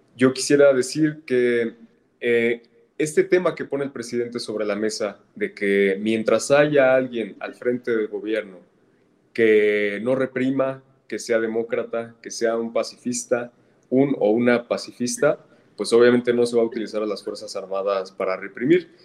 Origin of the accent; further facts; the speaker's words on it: Tlalnepantla, State of Mexico, Mexico; yo que soy del Estado de México, de Tlalnepantla, hemos vivido aquí de cerca